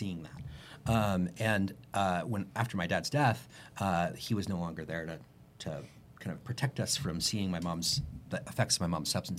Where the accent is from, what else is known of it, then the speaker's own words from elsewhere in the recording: Houston, Texas, United States; I grew up in Houston, Texas